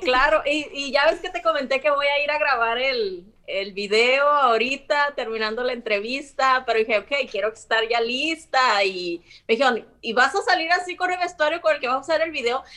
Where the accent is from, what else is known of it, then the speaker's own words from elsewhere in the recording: Sinaloa, Mexico; moved away as an adult; soy sinaloense